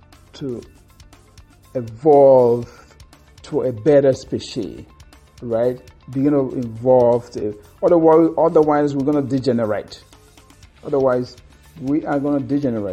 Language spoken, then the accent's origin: English; Akokwa, Imo, Nigeria; in Africa, in Nigeria, in my hometown, Akokwa